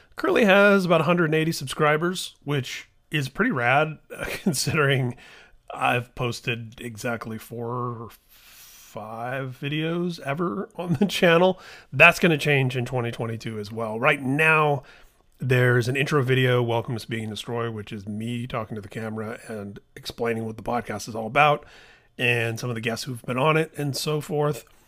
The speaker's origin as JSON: {"language": "English", "town": "Indianapolis", "region": "Indiana", "country": "United States", "tie": "born or raised there", "said": "my hometown of Indianapolis"}